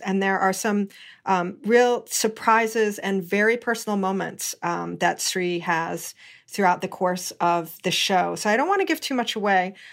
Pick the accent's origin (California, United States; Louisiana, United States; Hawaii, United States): Hawaii, United States; I was born and raised in Hawaii